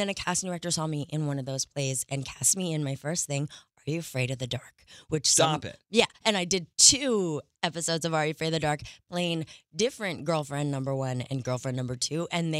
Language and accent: English; Montreal, Quebec, Canada